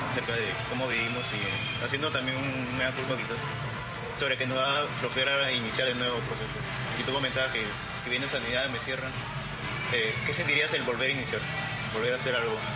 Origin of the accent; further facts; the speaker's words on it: Callao, Peru; yo soy de Callao y he comido bastante tiempo en, mercados